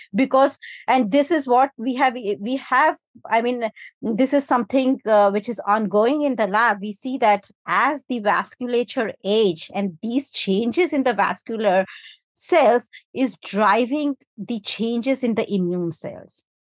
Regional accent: India; now in United Kingdom; I come from India

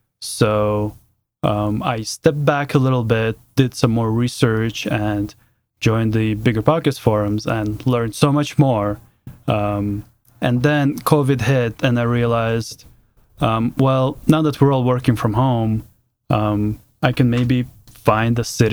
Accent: Canada; moved away as an adult; also born or lived in Seattle; now in Denver, United States; I've lived in Seattle since 2016, and I moved there for work from Canada, where I grew up.

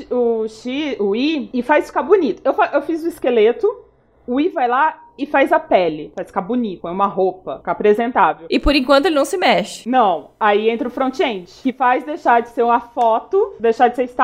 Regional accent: Paraná, Brazil; now in São Paulo, Brazil; Eu sou uma paranaense que tá em São Paulo há algum tempo já

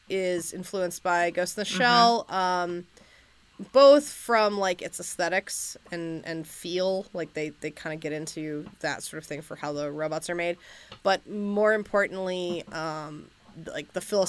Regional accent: United States; as an American

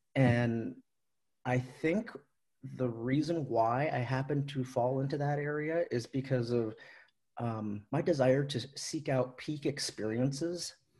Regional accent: Seattle, Washington, United States; I grew up in Seattle, born in Seattle, lived in Seattle almost my whole life

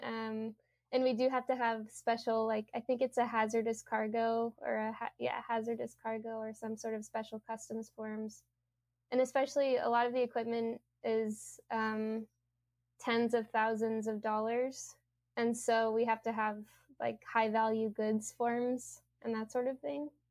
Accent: Louisiana, United States; moved away; I'm from Louisiana, and um, I actually have a few family members who don't think that climate change is real.

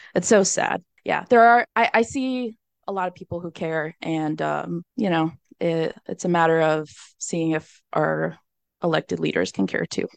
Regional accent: Miami, Florida, United States; born and raised in Miami, Florida

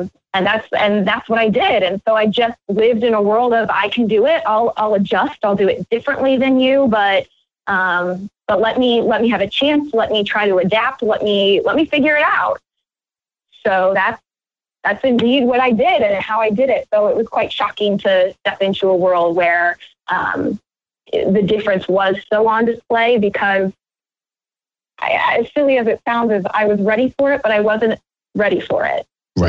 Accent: Iowa, United States; my home state in Iowa

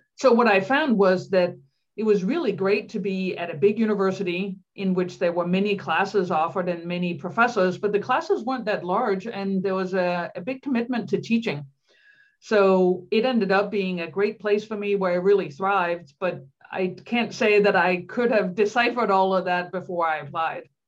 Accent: Denmark; English is a second language; moved away as an adult; also born or lived in Pennsylvania; I grew up in Denmark

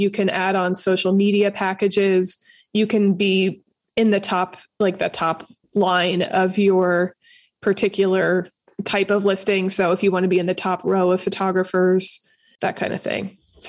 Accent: Philadelphia side of the state, Pennsylvania, United States; moved away as an adult; now in Pittsburgh, United States; So I'm originally from the Philadelphia side of the state, the eastern side of the state.

